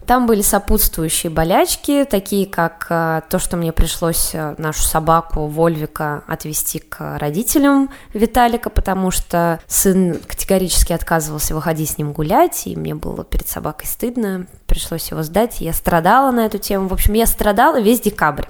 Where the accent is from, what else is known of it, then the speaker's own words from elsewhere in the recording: Samara, Samara Oblast, Russia; also born or lived in Moscow; мне 25 лет, я родом из Самары